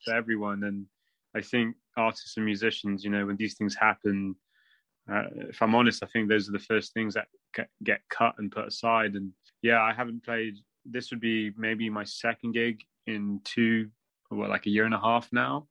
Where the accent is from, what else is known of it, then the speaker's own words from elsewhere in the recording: Bristol, South West England, United Kingdom; I'm from a Punjabi family, and uh, I grew up in Bristol